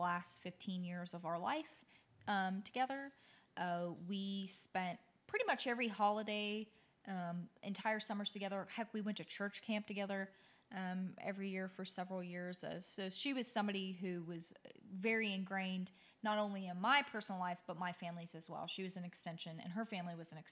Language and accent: English; Anchorage, Alaska, United States; moved away; also born or lived in the South (US); I was raised up north in Anchorage, Alaska